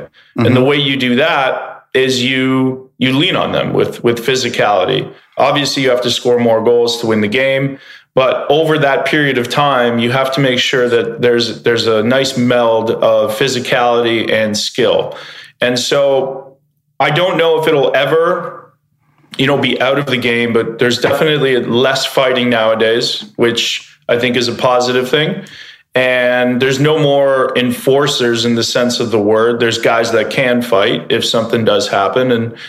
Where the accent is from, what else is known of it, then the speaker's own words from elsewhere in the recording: Canada; So I grew up in Canada, and you know, as soon as you get born, you can walk, you get put on skates.